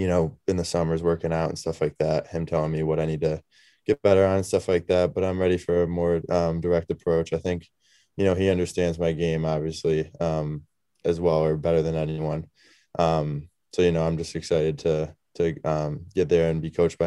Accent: Syracuse, New York, United States; moved away; my hometown too, you know, home city. You know, I love Syracuse

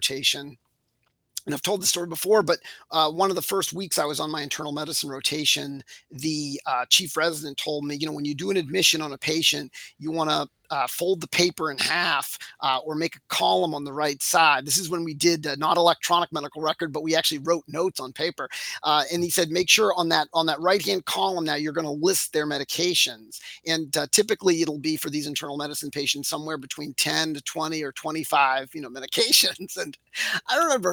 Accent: Framingham, Massachusetts, United States; So I'm a local here in my hometown of Framingham, Mass.

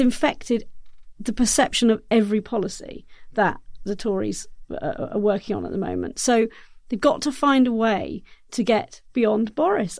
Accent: South Oxfordshire, South East England, United Kingdom; Area where I grew up in South Oxfordshire, quite rural

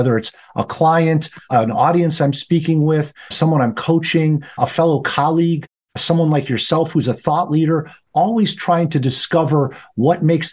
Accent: just outside Chicago, Illinois, United States; I'm a Midwesterner by trade, so I grew up just outside Chicago in Illinois. And I have lived here all of my life

